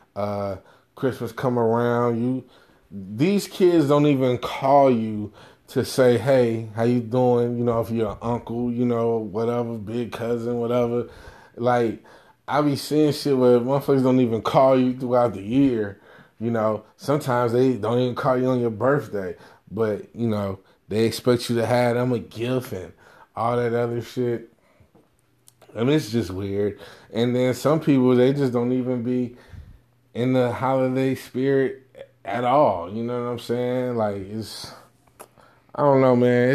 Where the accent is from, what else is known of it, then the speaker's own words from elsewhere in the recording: Jamaica; me being Jamaican